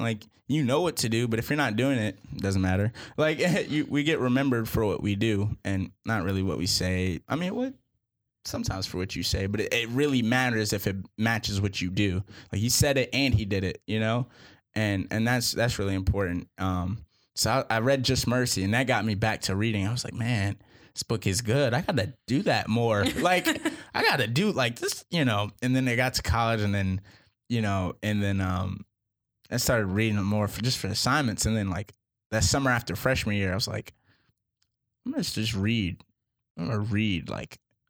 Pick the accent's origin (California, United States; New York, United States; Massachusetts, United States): Massachusetts, United States; Boston; I'm from Boston. Huge Patriots fan.